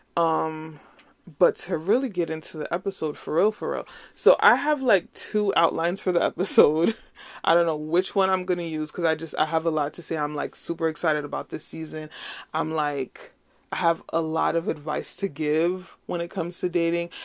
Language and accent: English; Nigeria; as a Nigerian, say, chop life